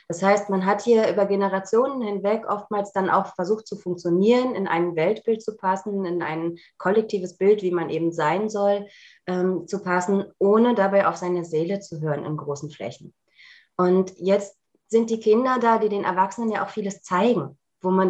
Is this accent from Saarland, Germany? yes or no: no; Berlin, Germany; ich komme ja aus Berlin, ähm, bei, bei mir so die ESO-Läden, die ich kannte, aufgesucht